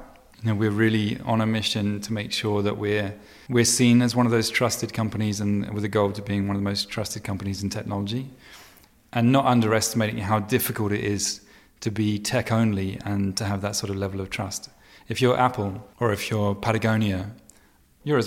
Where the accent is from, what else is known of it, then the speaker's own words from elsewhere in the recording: United Kingdom; moved away as an adult; now in Venice, United States; I'm British